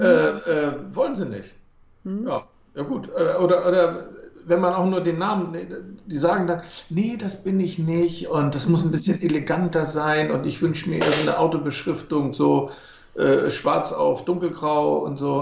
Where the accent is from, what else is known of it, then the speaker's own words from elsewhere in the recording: Germany; wir als Deutsche